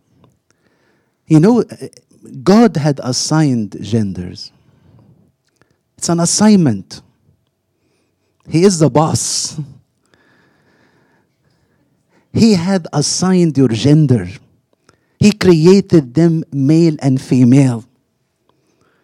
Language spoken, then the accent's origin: English; Egypt; moved away; I grew up in Egypt, where the only TV we had was black and white